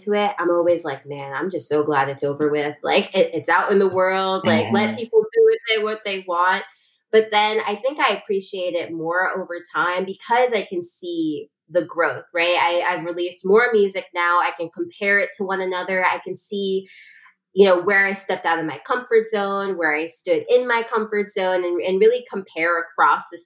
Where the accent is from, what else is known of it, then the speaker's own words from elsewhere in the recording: New York City, New York, United States; I'm a lyricist from Brooklyn